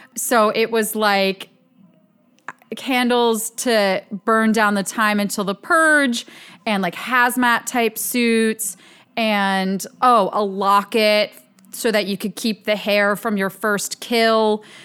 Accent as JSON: {"language": "English", "town": "Ambler", "region": "Pennsylvania", "country": "United States", "tie": "born or raised there"}